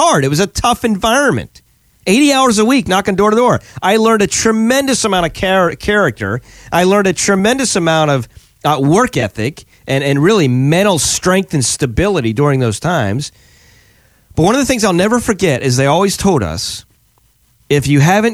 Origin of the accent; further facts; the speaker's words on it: Pennsylvania, United States; now in Florida, United States; we're in Florida full time now. We're from Pennsylvania originally, kind of Florida full time now